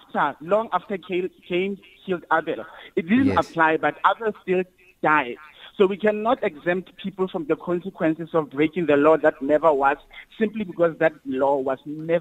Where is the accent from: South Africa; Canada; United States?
South Africa; I am a Zulu, I was born from Gwanongoma.